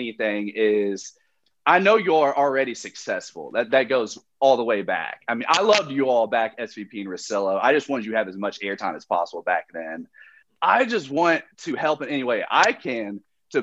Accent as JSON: {"language": "English", "region": "Kentucky", "country": "United States", "said": "I'm from Kentucky"}